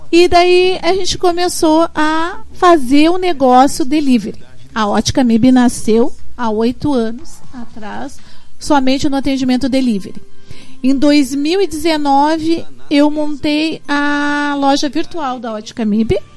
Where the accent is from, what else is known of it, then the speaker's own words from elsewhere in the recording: Porto Alegre, Rio Grande do Sul, Brazil; eu sou da Zona Sul de Porto Alegre